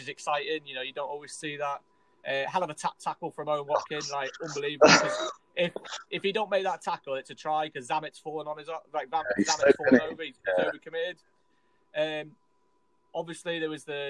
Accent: Scotland, United Kingdom; I'm Scottish

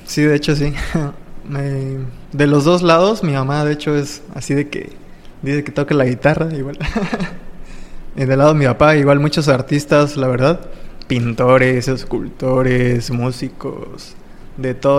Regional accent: Playa del Carmen, Quintana Roo, Mexico; also born or lived in Naucalpan, State of Mexico / Tultepec, State of Mexico; ya llevo unos diecisiete, dieciocho años radicando aquí en Playa del Carmen. Me trajeron aquí a vivir como a los cinco años

